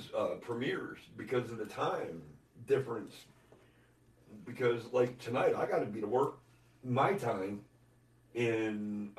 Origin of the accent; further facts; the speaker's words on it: United States; We're from the United States.